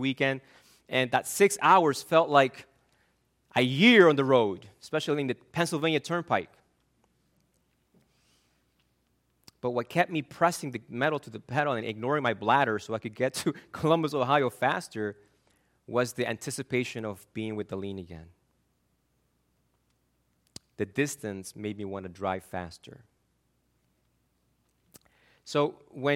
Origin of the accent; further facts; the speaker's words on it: Argentina; moved away; I'm from Argentina